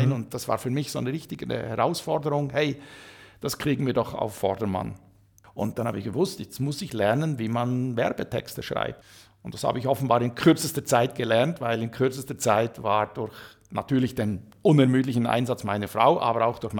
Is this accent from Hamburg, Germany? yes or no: no; Saxony, Germany; Aber ich bin ja gebürtiger Sachse